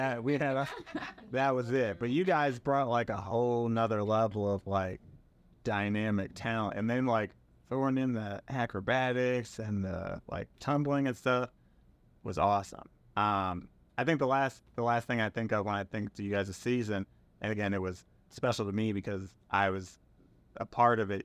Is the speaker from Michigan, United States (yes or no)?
no; Milwaukee, Wisconsin, United States; moved away as an adult; I was from Milwaukee, Wisconsin, had never really left the city before